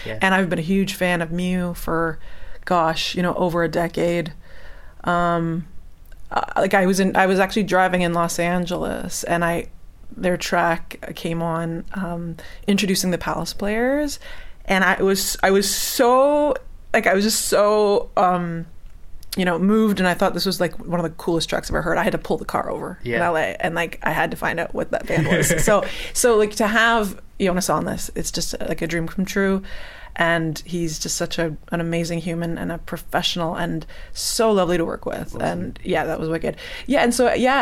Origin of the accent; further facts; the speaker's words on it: Hamilton, Ontario, Canada; moved away; my hometown, Hamilton, in Canada